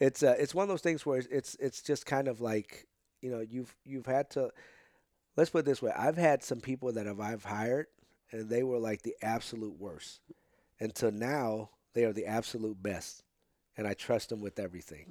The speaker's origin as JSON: {"language": "English", "town": "St. Louis", "region": "Missouri", "country": "United States", "tie": "born or raised there", "also_born_or_lived": "Potosi", "said": "I got here, um, when I was three"}